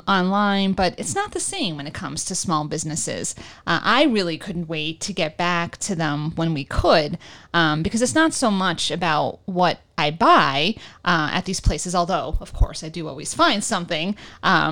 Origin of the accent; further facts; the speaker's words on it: New York City, New York, United States; moved away as an adult; now in Northeast Pennsylvania, United States; my time growing up in New York and visiting since I've moved away